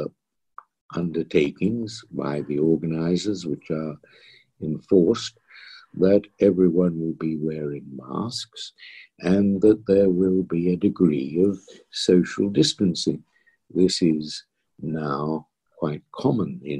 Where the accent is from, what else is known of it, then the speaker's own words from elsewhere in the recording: Australia; also born or lived in London, United Kingdom; now in United Kingdom; being an Australian